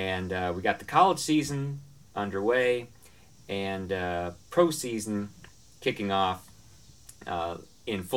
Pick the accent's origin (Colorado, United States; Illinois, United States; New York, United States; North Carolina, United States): New York, United States; Binghamton; Where I grew up in Binghamton